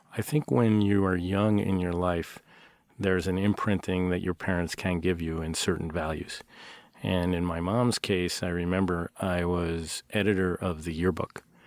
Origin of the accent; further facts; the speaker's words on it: New York, United States; moved away as an adult; now in Seattle, United States; when you grow up in new york